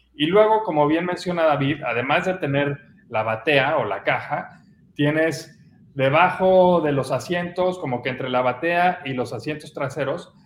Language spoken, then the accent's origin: Spanish; Mexico; como buen mexicano